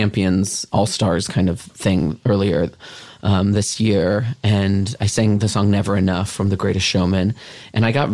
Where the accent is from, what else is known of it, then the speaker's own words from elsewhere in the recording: Southern California, United States; now in Los Angeles, United States; I'm from Southern California